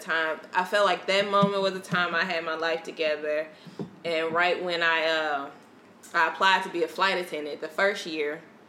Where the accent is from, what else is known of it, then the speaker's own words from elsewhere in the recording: Winnsboro, Louisiana, United States; I'm like 21 at the time, 20, 21. So girl. I'm young and from Winsboro, Louisiana